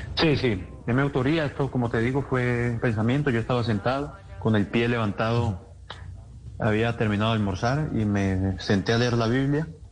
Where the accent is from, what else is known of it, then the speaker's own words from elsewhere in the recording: Colombia; Colombia es un país creyente en, Dios